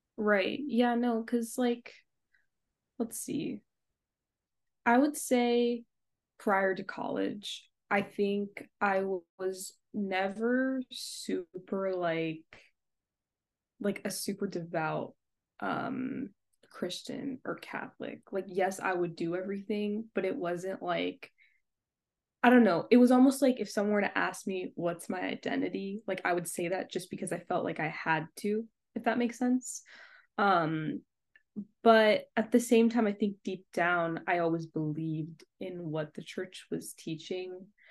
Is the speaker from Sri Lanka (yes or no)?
yes; Sri Lanka; I'm from Sri Lanka